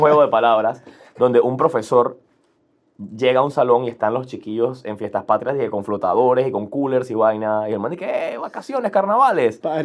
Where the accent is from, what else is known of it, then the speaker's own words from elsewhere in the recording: Panama; crecimos como los panameños con un sentimiento kinda antigringoide